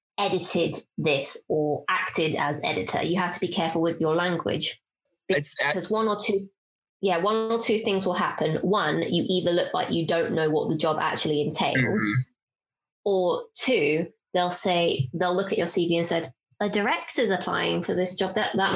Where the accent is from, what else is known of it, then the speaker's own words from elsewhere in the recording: Bedford, East of England, United Kingdom; I'm from Bedford